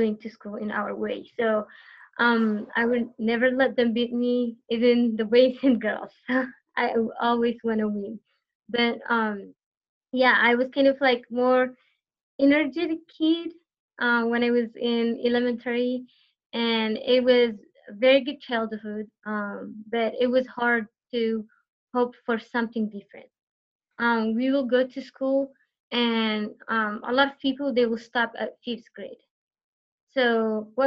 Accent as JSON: {"language": "English", "country": "Eritrea", "tie": "born or raised there", "first_language": "Tigrinya", "second_language": "English", "moved": "yes", "lives_now": "United States"}